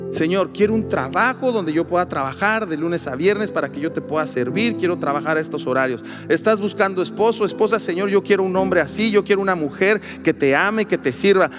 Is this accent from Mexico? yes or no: yes; Mexico